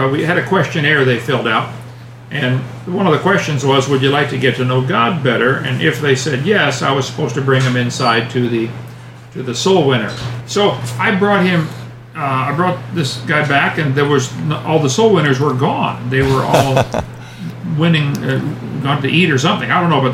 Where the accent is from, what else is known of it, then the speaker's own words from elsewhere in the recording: East Peoria, Illinois, United States; now in Lenox, United States; I was born and raised in East Peoria, Illinois